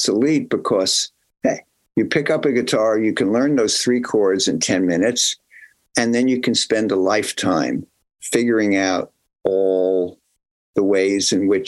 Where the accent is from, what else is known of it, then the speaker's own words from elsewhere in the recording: New Brunswick, New Jersey, United States; I was from New Brunswick, New Jersey, Central Jersey